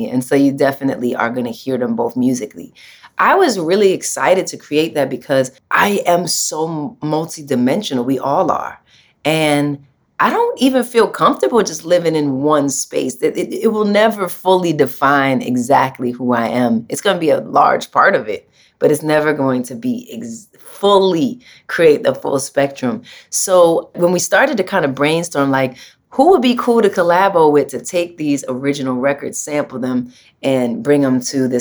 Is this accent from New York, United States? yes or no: yes; New York, United States; I'm a New Yorker